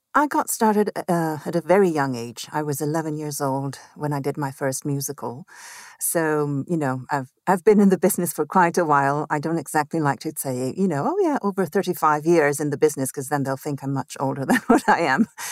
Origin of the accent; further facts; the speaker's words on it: Mexico City, Mexico; also born or lived in Italy; I grew up in Mexico City, actually. I was born in Italy